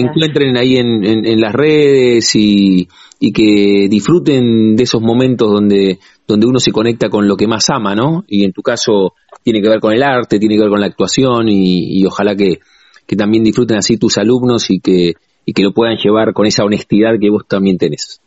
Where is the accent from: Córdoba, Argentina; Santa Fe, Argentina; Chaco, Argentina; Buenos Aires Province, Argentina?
Buenos Aires Province, Argentina; La Plata; los que somos platenses